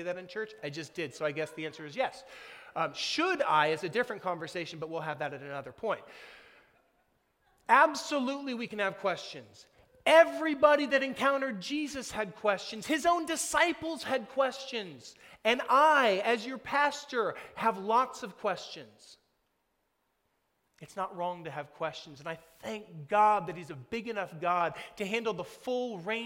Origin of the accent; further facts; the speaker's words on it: United States; we, like Nicodemus, have been shaped by growing up in America